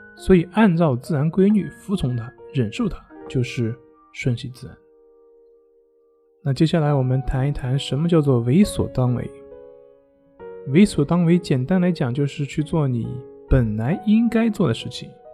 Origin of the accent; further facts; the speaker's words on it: China; 也就是我们中国人加工的